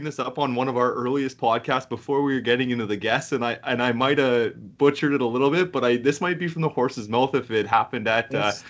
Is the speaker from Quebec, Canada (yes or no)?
no; Ontario, Canada; We're from Ontario.